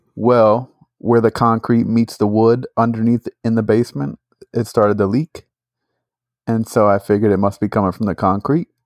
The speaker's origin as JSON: {"language": "English", "region": "Northeast", "country": "United States", "said": "we're from the Northeast. There's no freaking tornadoes up there"}